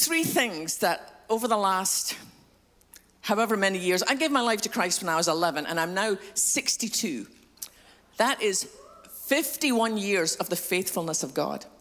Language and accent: English; Scotland, United Kingdom; moved away; I'm from Scotland, which explains a funny accent.